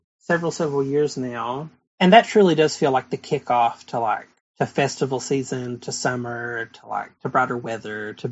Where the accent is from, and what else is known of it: Whitesburg, Kentucky, United States